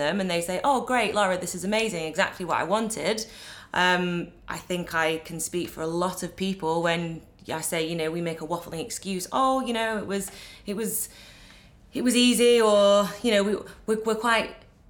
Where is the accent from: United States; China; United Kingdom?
United Kingdom; as a Brit, you know, I was always raised to be humble